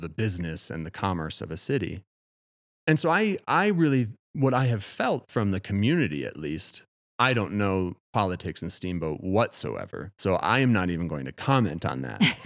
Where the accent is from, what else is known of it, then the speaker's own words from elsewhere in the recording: Madison, Wisconsin, United States; moved away as an adult; now in Colorado, United States; since moving to Colorado, I'm from Wisconsin